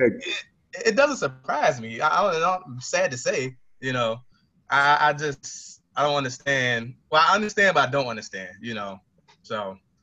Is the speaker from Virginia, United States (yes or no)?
yes; Caroline County, Virginia, United States; I'm from a rural area in uh, Caroline County, Virginia.